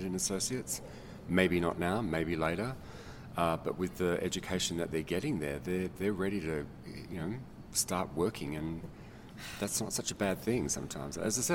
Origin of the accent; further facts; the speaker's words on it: Australia; now in Colorado, United States; I'm actually not from Colorado. I'm from a country called Australia.